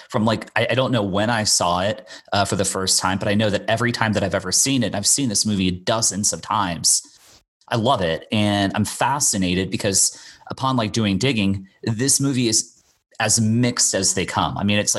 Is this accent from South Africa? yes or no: no; Bermuda; now in United States; I'm from Bermuda originally, and I would spend my summers in Bermuda, and then I'd fly back to the U.S. My mom lived in Florida, so I'd kind of go back and forth.